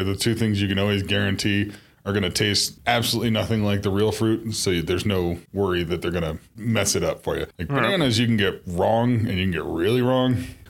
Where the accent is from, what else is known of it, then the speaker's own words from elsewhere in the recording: Colorado, United States; so we're from Colorado, so we tolerate the cold a lot better.